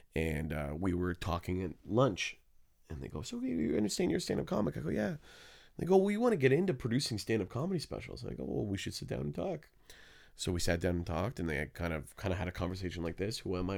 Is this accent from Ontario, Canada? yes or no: yes; Hamilton, Ontario, Canada; I was born in Hamilton